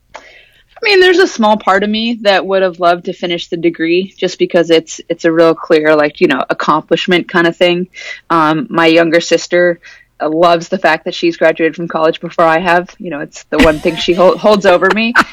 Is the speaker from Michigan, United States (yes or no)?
no; Anchorage, Alaska, United States; I grew up in Anchorage.